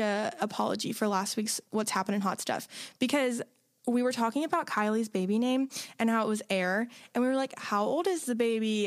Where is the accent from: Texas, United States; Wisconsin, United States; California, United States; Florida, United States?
Florida, United States; my family are Jaguar fans because, like, we're from Florida